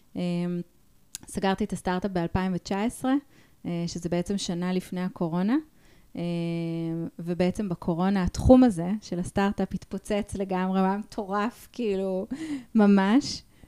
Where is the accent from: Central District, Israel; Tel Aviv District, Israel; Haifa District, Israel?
Central District, Israel; Ra'anana; אני כאילו גדלתי ברעננה